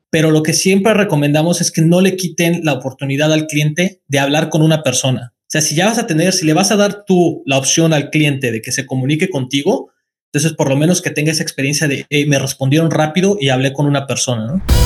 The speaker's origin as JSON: {"language": "Spanish", "country": "Mexico", "also_born_or_lived": "China", "moved": "as an adult", "lives_now": "Nantes, France", "said": "yo soy de México"}